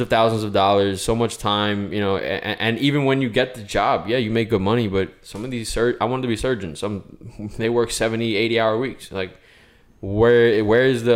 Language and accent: English; New York, United States; I grew up in New York